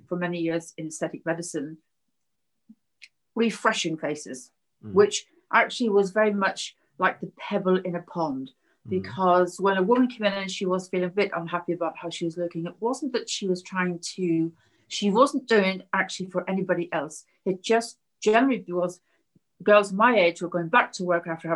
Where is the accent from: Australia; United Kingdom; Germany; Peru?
United Kingdom; Belfast, Northern Ireland; I grew up in Belfast during the Troubles